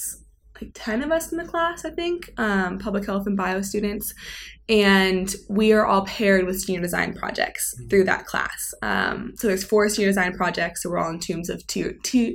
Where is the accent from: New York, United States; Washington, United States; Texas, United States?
Washington, United States; Seattle; moved away; Growing up in Seattle